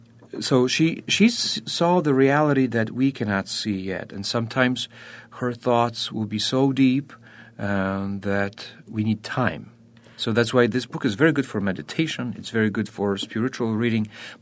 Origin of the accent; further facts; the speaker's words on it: Poland; born there; I was born in Poland.